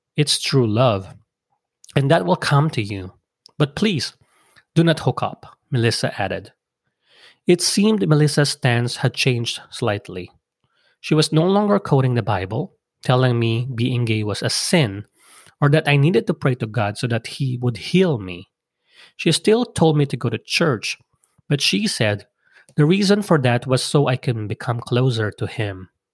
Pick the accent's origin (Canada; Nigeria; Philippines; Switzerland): Philippines; moved away; come back to my home country